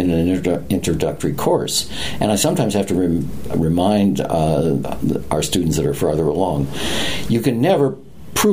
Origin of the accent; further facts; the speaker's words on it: Cincinnati, Ohio, United States; moved away as an adult; now in Denver, United States; I grew up in Cincinnati